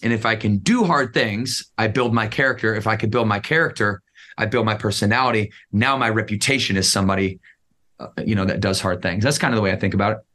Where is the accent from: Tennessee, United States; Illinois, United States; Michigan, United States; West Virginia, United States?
Michigan, United States; Battle Creek; I grew up in Battle Creek, Michigan.